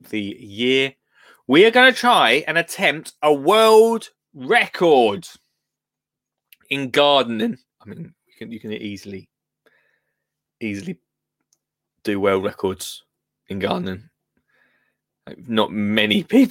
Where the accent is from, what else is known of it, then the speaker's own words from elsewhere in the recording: Essex, East of England, United Kingdom; I'm from Essex, but I'm not just any Essex person. I mean, VIP Essex, which is Colchester and Tendrin